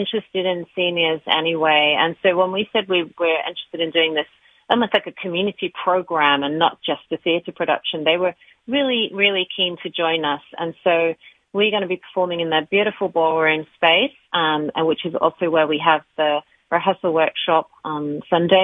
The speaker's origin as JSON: {"language": "English", "region": "England", "country": "United Kingdom", "also_born_or_lived": "Australia / Canada", "moved": "yes", "lives_now": "United States", "said": "We actually moved here from Australia 6 years ago. So we're full-time residents here, but I'm from England."}